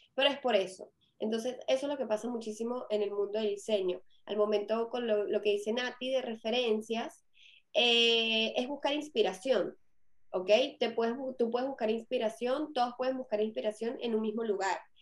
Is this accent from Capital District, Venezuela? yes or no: yes; Caracas, Capital District, Venezuela; si me reconocen el acento, yo soy de Venezuela